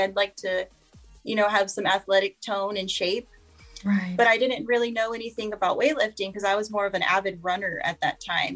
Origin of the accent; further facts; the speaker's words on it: Corpus Christi, Texas, United States; I'm from Corpus Christi, Texas, um, born and raised in this area my whole life